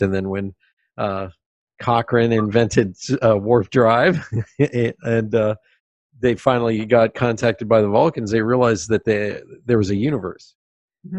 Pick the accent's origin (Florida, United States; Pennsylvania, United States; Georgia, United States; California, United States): Pennsylvania, United States; moved away; also born or lived in New York City; I was growing up in Pennsylvania